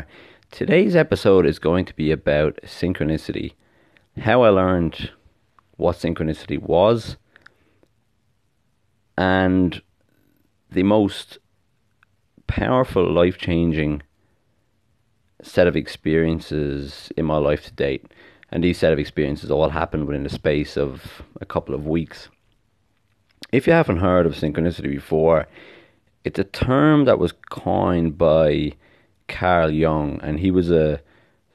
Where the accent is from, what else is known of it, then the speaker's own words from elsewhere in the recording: Ireland; now in Australia; I live in Australia, you know, I'm from Ireland originally.